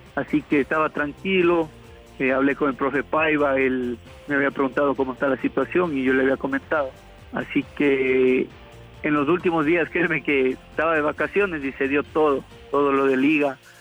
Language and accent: Spanish; reached via Cuenca, Azuay, Ecuador; moved away; yo volví a Cuenca para venir a mi pueblo